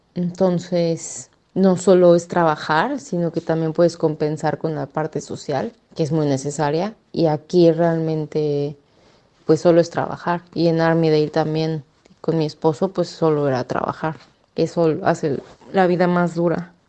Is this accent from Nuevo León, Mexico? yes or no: no; Mexico City, Mexico; moved away as an adult; also born or lived in Sydney, Australia / Armidale, Australia; now in Glenrowan, Australia; yo soy de la Ciudad de México, en México